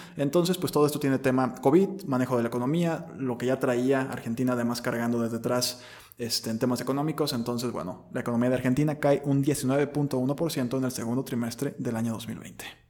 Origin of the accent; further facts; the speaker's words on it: Mexico; nosotros como mexicanos